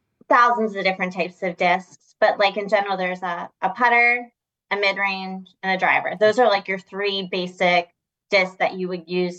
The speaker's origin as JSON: {"language": "English", "town": "Reading", "region": "Pennsylvania", "country": "United States", "said": "I'm from Reading, Pennsylvania."}